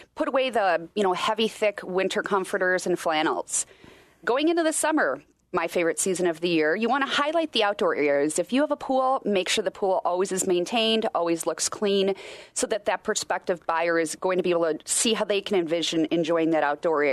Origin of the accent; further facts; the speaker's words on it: Wisconsin, United States; I grew up in Wisconsin